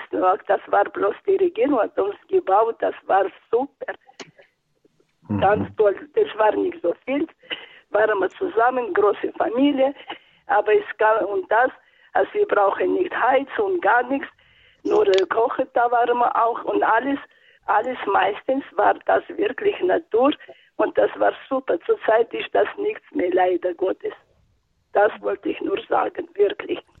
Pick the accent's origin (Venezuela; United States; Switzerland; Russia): Russia; Northern Urals; moved away; Ich äh, bin geboren im Nordural. Das war nach dem Krieg.